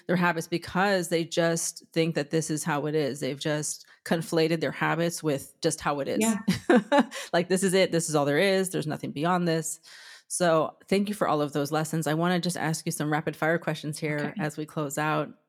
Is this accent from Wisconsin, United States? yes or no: no; Southern California, United States; moved away as an adult; now in New York, United States; I'm from Southern California myself, and I've been in New York for 24 years